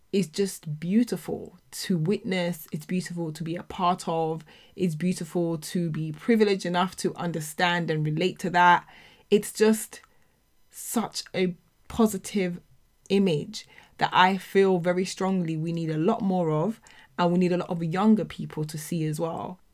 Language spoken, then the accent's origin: English; United Kingdom; as black people, as black British people, as children of immigrants